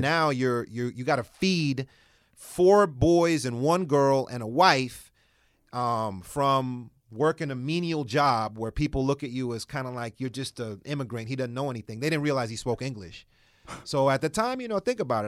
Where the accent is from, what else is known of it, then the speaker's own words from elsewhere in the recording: Washington, District of Columbia, United States; was born in Washington, D C